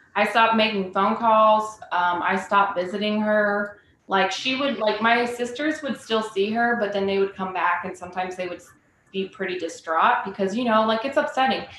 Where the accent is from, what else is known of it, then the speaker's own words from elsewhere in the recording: Decatur, Illinois, United States; I'm originally um, from Decatur, Illinois, which is like very much central